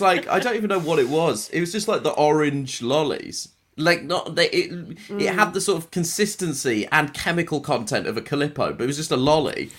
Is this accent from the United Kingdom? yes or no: yes; Croydon, London, United Kingdom; I grew up in Croydon